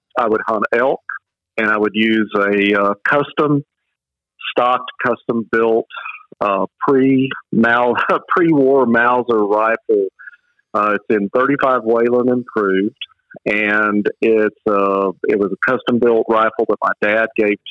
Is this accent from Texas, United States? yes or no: yes; West Texas, United States; moved away as an adult; now in Georgia, United States; I grew up in West Texas, though I've lived in Georgia since 89